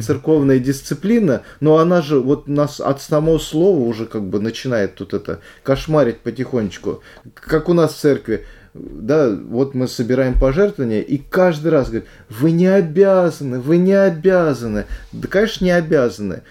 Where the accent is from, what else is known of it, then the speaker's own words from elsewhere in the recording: Pushkino, Moscow Oblast, Russia; я из Пушкина, каждый день я садился на электричечку, ехал до Ярославского вокзала